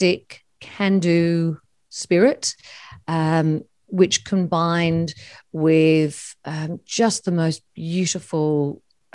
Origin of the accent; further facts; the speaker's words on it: Sydney, New South Wales, Australia; where I grew up on the North Shore